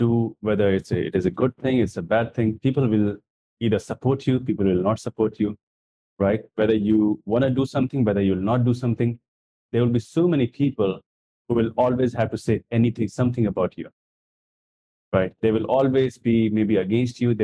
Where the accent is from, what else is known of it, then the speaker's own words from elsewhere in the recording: India; I come from India.